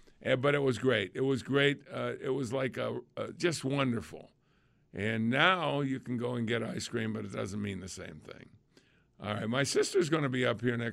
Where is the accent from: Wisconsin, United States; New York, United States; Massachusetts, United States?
Massachusetts, United States; Lunenburg; now in Buffalo, United States; that's my hometown.